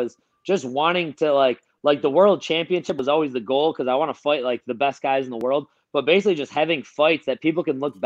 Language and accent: English; Buffalo, New York, United States; Winning a fight in my hometown, Buffalo, won the main event there